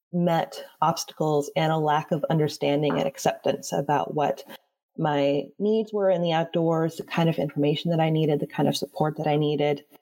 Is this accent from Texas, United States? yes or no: no; Florida, United States; I grew up in Florida